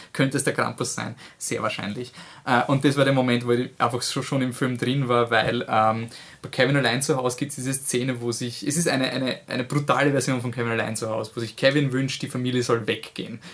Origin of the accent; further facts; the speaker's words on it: Austria; wir als Österreicher